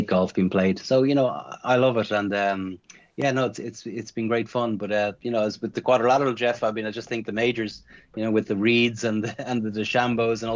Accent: Ireland

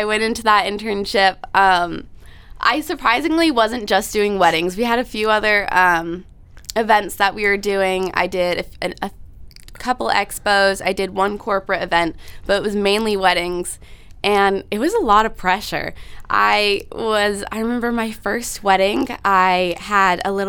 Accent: Massachusetts, United States; moved away as an adult; now in Connecticut, United States; I grew up in Massachusetts, right on the border of Rhode Island. And now I'm in Connecticut.

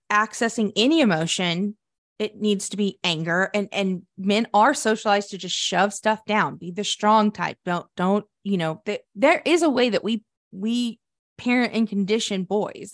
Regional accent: Sterling, Oklahoma, United States; growing up in my hometown, Sterling, Oklahoma

